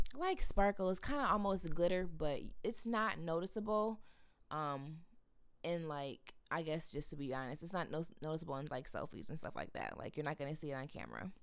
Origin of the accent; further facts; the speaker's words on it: Grand Rapids, Michigan, United States; born and raised in Grand Rapids